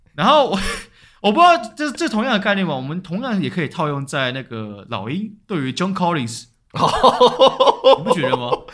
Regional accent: Taiwan; 代表我台湾人

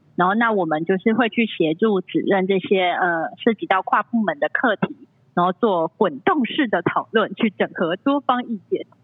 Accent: Tainan, Taiwan; also born or lived in Netherlands; 其实我本身是台南人

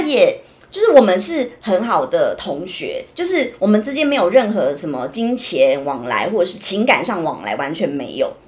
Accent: Taiwan; 我们台湾人比较热情

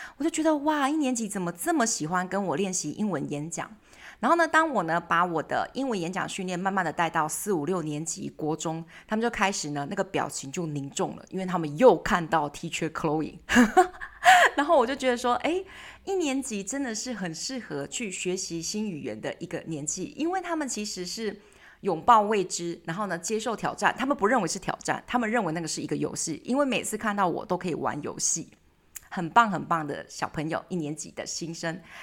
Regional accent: Taiwan; 我们台湾人会大量的去接收跟接受西方媒体

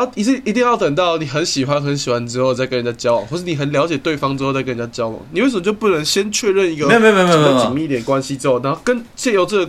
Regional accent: Indonesia; 我们印尼人都是通常在下午三点公园喝酒，

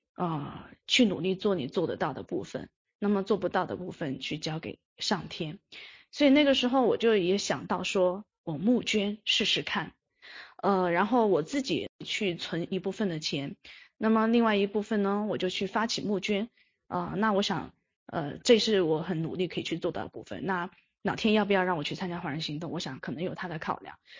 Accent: Yunnan, China; 我是云南人

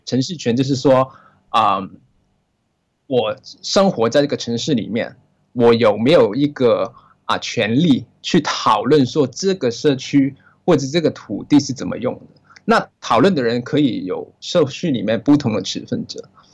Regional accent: Hong Kong; 我是来自香，啊，啊，这是香港人

